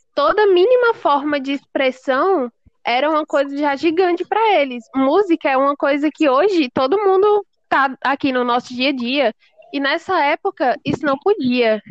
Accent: Brazil; nós, como brasileiros

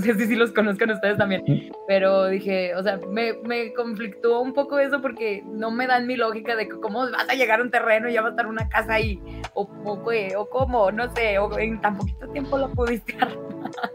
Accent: Mexico; aquí de donde yo soy, este, hay una comunidad que se llama mesquetic

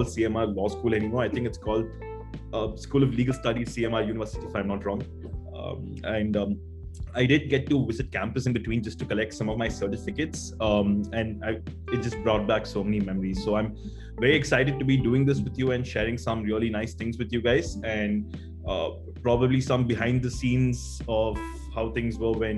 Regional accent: Chennai, Tamil Nadu, India; I'm basically from Chennai, and I've always studied here, grown up here

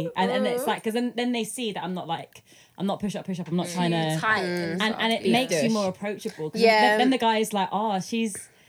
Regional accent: London, United Kingdom; accent: southwest; Very southwest accent. Ours is very southwest.

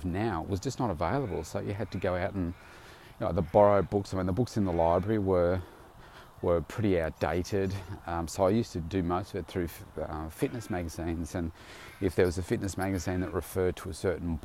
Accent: Bendigo, Victoria, Australia; I came from Bendigo, and there was only a handful of gyms at the time, maybe even three in my town

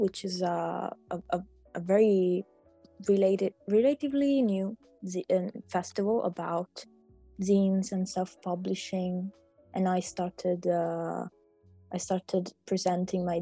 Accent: Palermo, Sicily, Italy; I was born in Palermo, and like born and raised, I never lived anywhere else.

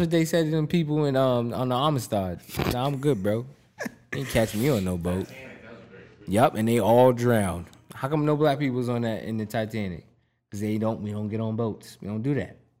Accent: Boston, Massachusetts, United States; I'm from Mattapan.

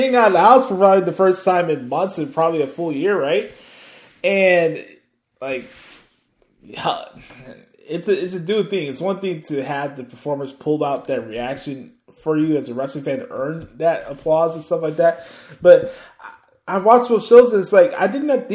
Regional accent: Midwest, United States; I'm from the Midwest

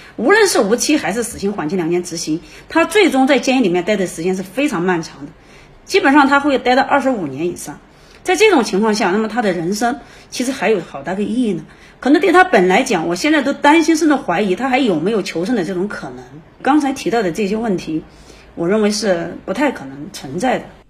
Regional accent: China; 我们中国人长期的一个家庭伦理

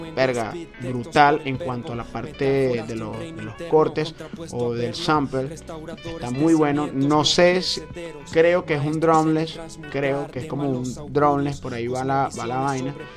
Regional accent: Valles del Tuy, Miranda, Venezuela; de donde yo soy, de los valles del Tuy

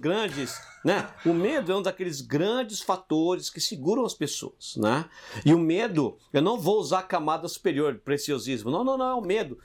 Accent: Brazil; now in France; não sou francês, hein? Já te falei. Brasileiro do Jardim Selma

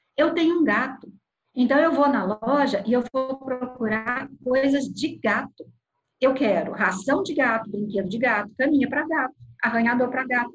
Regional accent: south of Minas Gerais, Brazil; now in Belo Horizonte, Brazil; sou do sul de Minas e estou em Belo Horizonte

